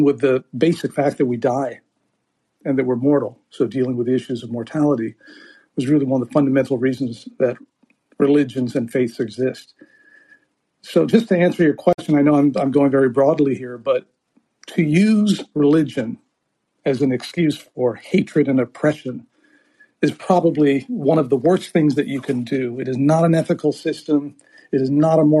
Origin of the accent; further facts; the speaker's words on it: Beirut, Beirut Governorate, Lebanon; moved away; I grew up in Beirut